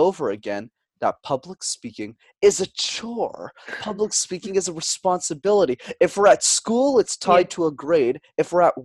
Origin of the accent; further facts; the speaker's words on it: Montreal, Quebec, Canada; I was born and raised in Montreal up in Canada